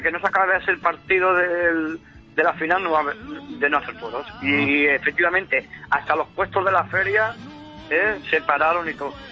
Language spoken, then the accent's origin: Spanish; Casas-Ibáñez, Castilla-La Mancha, Spain; also born or lived in Valencia area (Picassent); now in Valencia area, Spain; pasando de mi pueblo, de Casas Ibañez